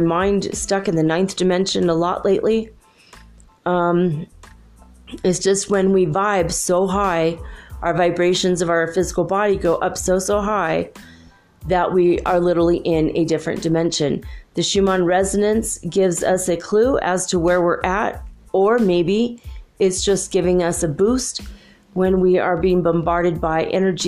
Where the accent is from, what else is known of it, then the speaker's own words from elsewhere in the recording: United States; moved away as an adult; also born or lived in California / Minnesota / Michigan; now in Ecuador; I am an American from North America, United States, and I grew up in California and Minnesota.